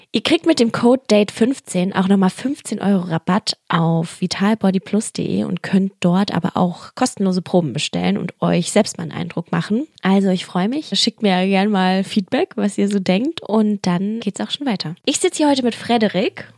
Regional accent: Berlin, Germany; ich bin ja auch Berliner

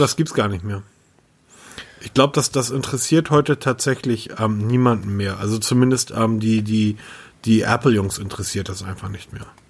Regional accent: Hamburg, Germany; ich bin Hamburger

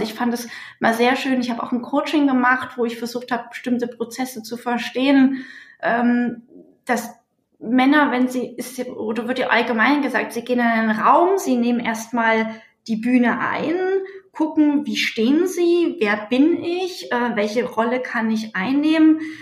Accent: Leipzig, Saxony, Germany; Ich war 14, ich bin in Leipzig geboren, war 14, als die Mauer gefallen ist

